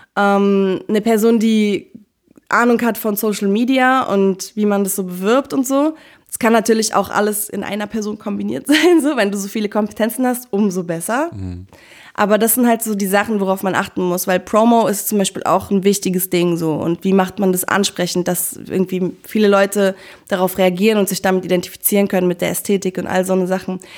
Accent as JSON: {"language": "German", "region": "Berlin", "country": "Germany", "said": "Ich bin Berlinerin"}